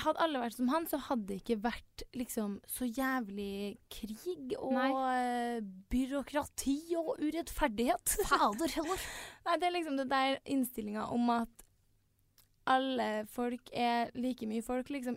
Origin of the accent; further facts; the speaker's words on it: Trondheim, Trøndelag, Norway; vi er jo begge fra Trondheim